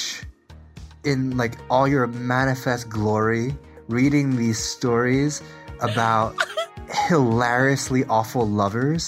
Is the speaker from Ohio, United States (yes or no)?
no; New Jersey, United States; I was raised in middle and then upper middle class suburbs